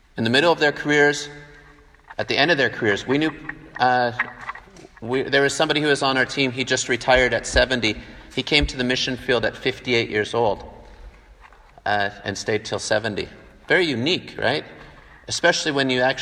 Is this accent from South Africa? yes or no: no; Canada; moved away as an adult; also born or lived in Vancouver, Washington; now in Taiwan; I'm from Canada originally, and I grew up to German parents